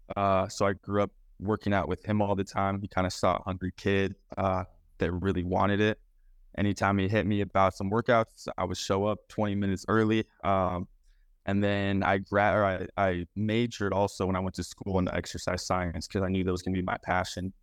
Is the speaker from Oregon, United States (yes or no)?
yes; Beaverton, Oregon, United States; also born or lived in Clackamas, Oregon / Anchorage, Alaska; I grew up in Beaverton